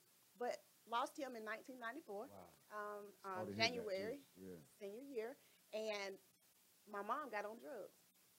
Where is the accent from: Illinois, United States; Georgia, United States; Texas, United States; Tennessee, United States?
Georgia, United States; Atlanta; So originally I'm from Atlanta, Georgia.